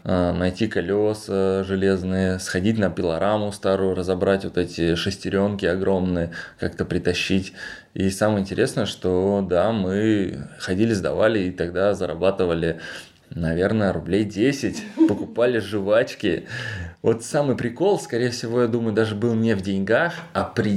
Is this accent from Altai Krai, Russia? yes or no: yes; Krasnogorskoye, Altai Krai, Russia; moved away; родился в деревне, село Красногорское Алтайского края, где население 4000 человек